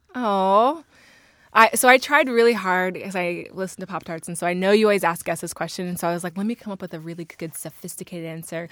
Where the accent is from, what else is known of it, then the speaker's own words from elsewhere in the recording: Northern Virginia, United States; I'm from Virginia, as we all are.